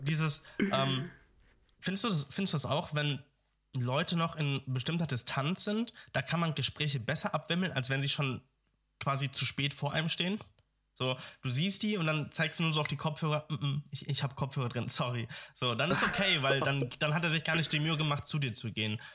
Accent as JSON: {"language": "German", "town": "Dortmund", "region": "North Rhine-Westphalia", "country": "Germany", "tie": "born or raised there", "moved": "yes", "said": "ich kam ja aus Dortmund ich komme aus Dortmund."}